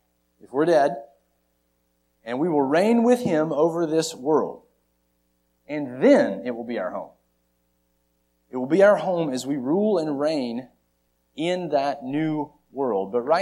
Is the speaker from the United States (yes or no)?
yes; North Carolina, United States; now in Lynchburg, Virginia, United States; We were born here, yes. I am from North Carolina